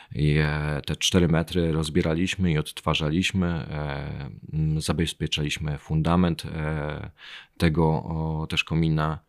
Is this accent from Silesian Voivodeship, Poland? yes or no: no; Chojnice, Pomeranian Voivodeship, Poland; moved away as an adult; now in Bydgoszcz, Poland; Nie, nie pochodzę z Bydgoszczy, pochodzę e, z Chojnic, ale z Bydgoszczem jestem silnie związany, bo obecnie mieszkam tam